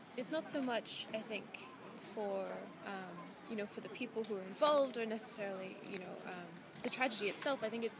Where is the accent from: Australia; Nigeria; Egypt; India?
Australia; moved away as an adult; now in Jeju, South Korea; I'm from Australia.